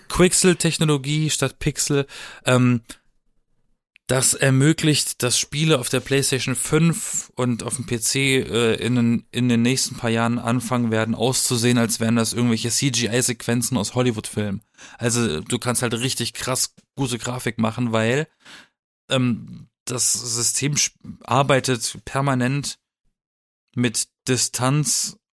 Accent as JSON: {"language": "German", "town": "Baden-Baden", "region": "Baden-Württemberg", "country": "Germany", "tie": "born or raised there", "moved": "yes", "said": "in meiner Heimat, äh, das im Schwarzwald alles, ne, mit Bergen umzingelt und alles"}